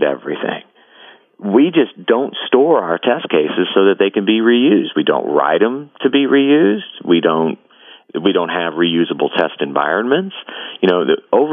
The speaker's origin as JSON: {"language": "English", "region": "Kentucky", "country": "United States", "said": "I'm from Kentucky"}